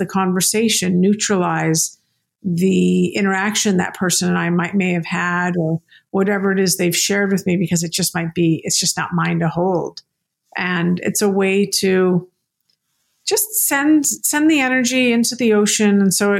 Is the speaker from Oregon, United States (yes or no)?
no; New York City, New York, United States; born there; I was born in New York City.